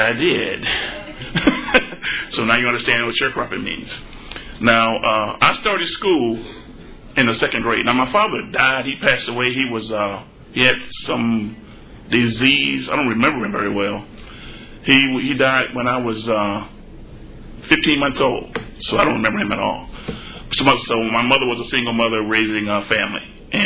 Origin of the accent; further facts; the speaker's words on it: Forest City, Arkansas, United States; moved away; I grew up in Forest City, Arkansas.